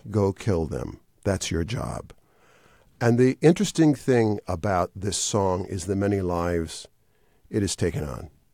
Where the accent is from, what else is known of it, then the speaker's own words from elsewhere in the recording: Wisconsin, United States; moved away as an adult; I was raised in Wisconsin